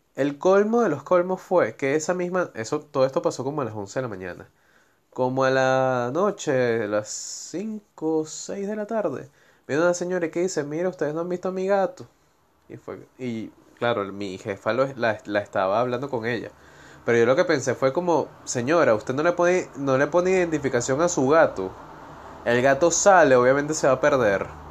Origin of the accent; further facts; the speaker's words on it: Venezuela; now in Argentina; soy de Venezuela, cómo llegué a Argentina